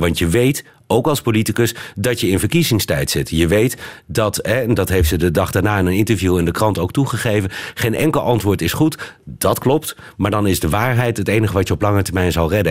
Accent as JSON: {"language": "Dutch", "country": "Netherlands", "also_born_or_lived": "Amsterdam"}